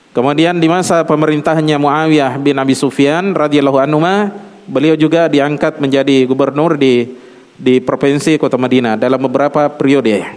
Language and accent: Indonesian; South Sulawesi, Indonesia; Seperti kalau orang Bugis kebetulan saya Bugis ya.